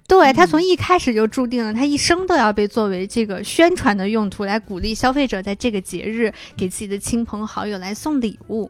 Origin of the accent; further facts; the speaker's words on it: Xi'an, Shaanxi, China; moved away; also born or lived in Beijing; 然后我是西安人